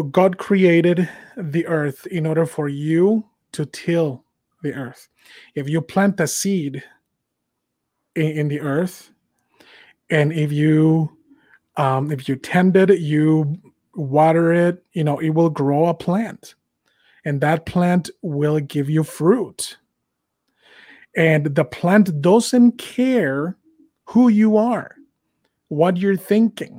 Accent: Mexico; moved away; I'm an immigrant. I was born and raised in Mexico

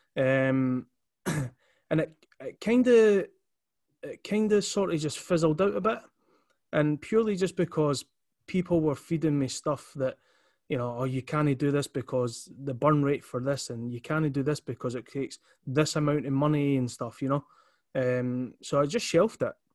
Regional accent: Edinburgh, Scotland, United Kingdom; so I'm from Leith. Um, always, you know, will be from Leith

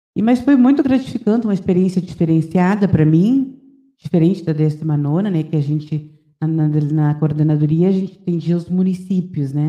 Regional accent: Santana do Livramento, Rio Grande do Sul, Brazil; eu sou bairrista, adoro a minha terra

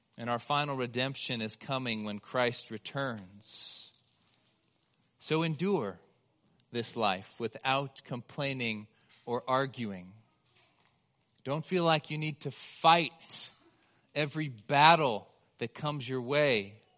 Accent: United States; we as the American church

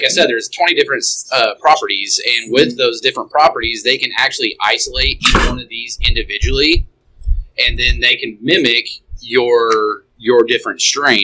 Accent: Indiana, United States; also born or lived in California; I grew up in Indiana, but I was out in California for about 4 years.

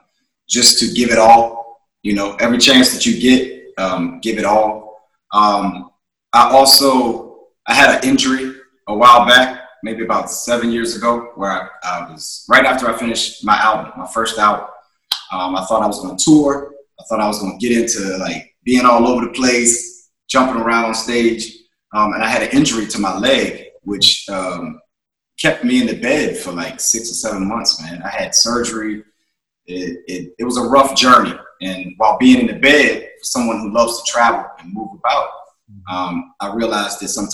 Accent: Charlottesville, Virginia, United States; I was born in Charlottesville, Virginia.

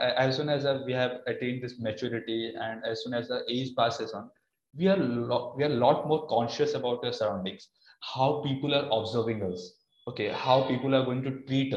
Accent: Berhampur, Odisha, India; moved away; I hail from Barampur, Odisha

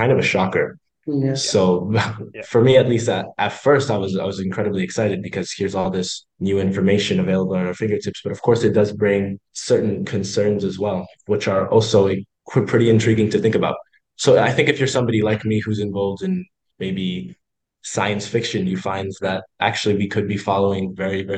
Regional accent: Canada; I'm from Canada.

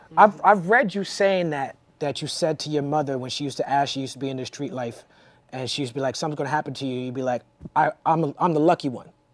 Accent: New York, United States; growing up in New York

